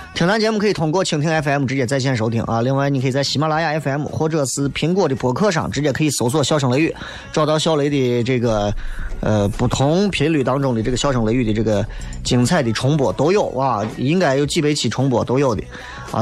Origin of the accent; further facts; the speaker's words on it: Xi'an, Shaanxi, China; 咱毕竟是新安人